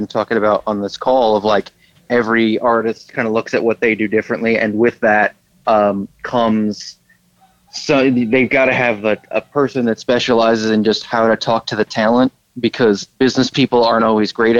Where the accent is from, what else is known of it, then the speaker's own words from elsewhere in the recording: Long Island, New York, United States; now in Ridgewood, Queens, United States; I grew up on Long Island where a lot of celebrities lived